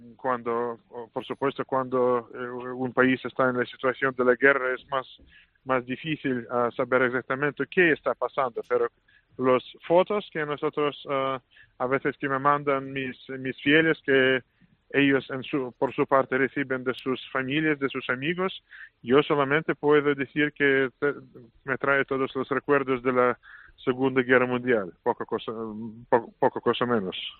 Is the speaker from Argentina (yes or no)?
no; Saint Petersburg, Russia; Spanish is a second language; moved away as an adult; now in Madrid, Spain; San Petersburgo es mi ciudad natal